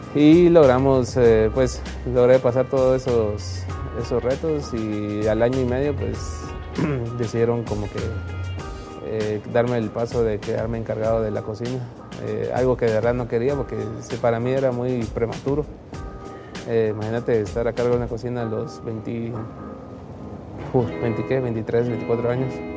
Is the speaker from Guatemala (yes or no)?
yes; Guatemala